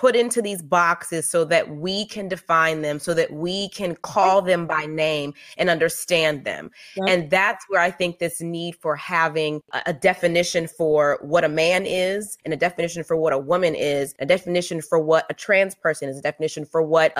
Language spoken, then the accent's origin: English; the South, United States; I grew up in the South